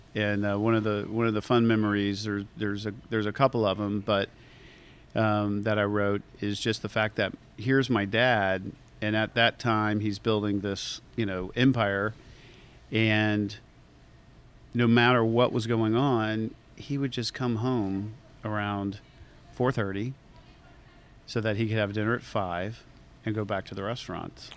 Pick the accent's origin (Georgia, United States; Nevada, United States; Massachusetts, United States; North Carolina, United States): Georgia, United States; Atlanta; also born or lived in Savannah, Georgia / Lake of the Ozarks, Missouri; growing up in Atlanta